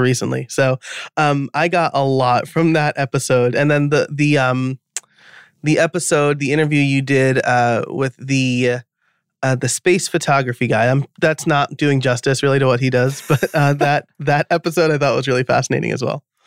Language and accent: English; New York, United States; I'm from New York, which is probably why I talk fast